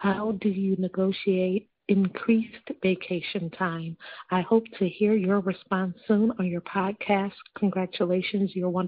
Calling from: Las Vegas, Nevada, United States; I'm calling from Las Vegas, Nevada.

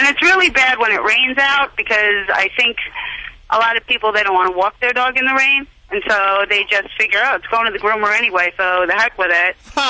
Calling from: Bergenfield, New Jersey, United States; I am calling from New Jersey.

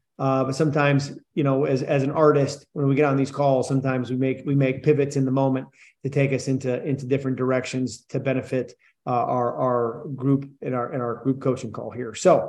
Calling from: Scottsdale, Arizona, United States; I'm coming in from Scottsdale, Arizona.

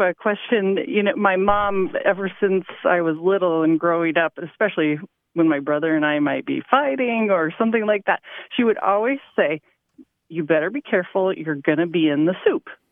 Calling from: Omaha, Nebraska, United States; I'm calling from Omaha, Nebraska

